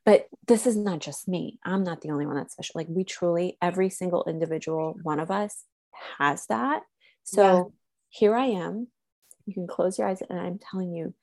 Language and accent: English; Slovakia; moved away; also born or lived in United States; I was raised in Slovakia